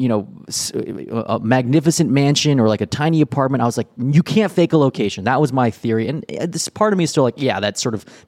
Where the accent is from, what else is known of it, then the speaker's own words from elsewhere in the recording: Southern California, United States; I grew up in Southern California